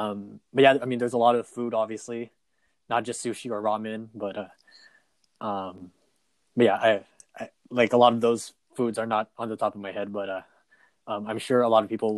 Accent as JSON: {"language": "English", "region": "Southern California", "country": "United States", "tie": "born or raised there", "said": "we grew up in Southern California"}